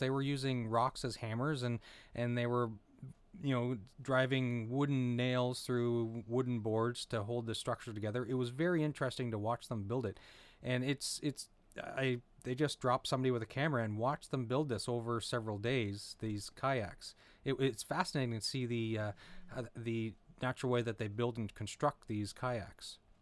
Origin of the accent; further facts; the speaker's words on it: Saint John, New Brunswick, Canada; I grew up in Saint John, near Saint John, New Brunswick